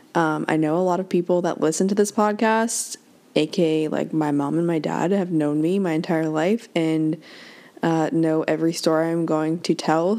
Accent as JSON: {"language": "English", "town": "Worcester", "region": "Massachusetts", "country": "United States", "tie": "born or raised there", "also_born_or_lived": "Newport, Rhode Island", "said": "my dad took the assistant's job at Worcester Country Club up in Worcester, Mass"}